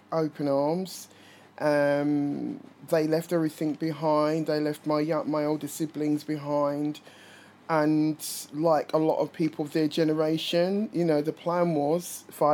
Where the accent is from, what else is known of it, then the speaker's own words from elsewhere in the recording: London, United Kingdom; I was born in North London